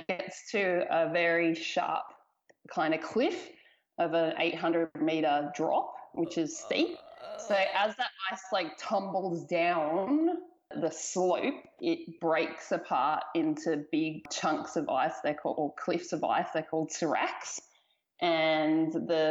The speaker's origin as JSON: {"language": "English", "area": "Blue Mountains", "region": "New South Wales", "country": "Australia", "tie": "born or raised there", "said": "I grew up in the Blue Mountains, which is the largest climbing area in Australia"}